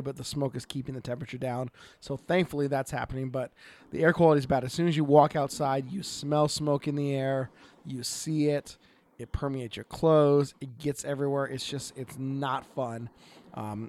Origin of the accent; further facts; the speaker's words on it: Oregon, United States; from Oregon